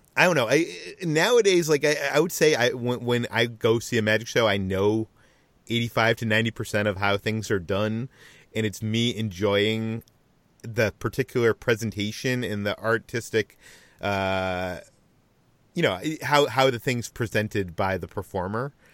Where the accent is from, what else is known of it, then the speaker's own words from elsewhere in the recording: Natick, Massachusetts, United States; as a teenager, go to one in, uh, my hometown, Natick, Massachusetts